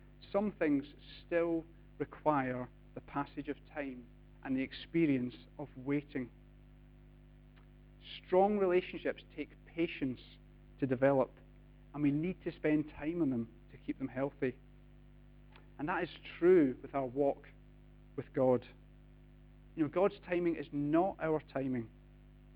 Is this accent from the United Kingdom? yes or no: yes; United Kingdom; We're British